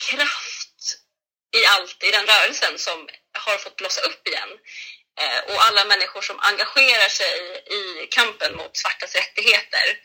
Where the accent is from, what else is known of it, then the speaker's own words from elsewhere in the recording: Sweden; jag är från Sverige. Jag är född här i Sverige. Jag är ifrån Sverige.